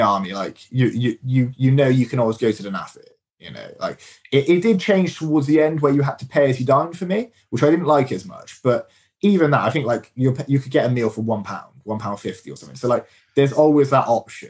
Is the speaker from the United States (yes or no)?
no; Swindon, South West England, United Kingdom; I really love Swindon. Like I've grown up here. I lived here pretty much my whole life outside being in the army